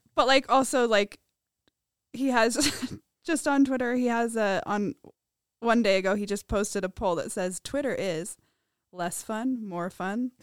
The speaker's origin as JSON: {"language": "English", "town": "Provo", "region": "Utah", "country": "United States", "said": "I'm from Provo"}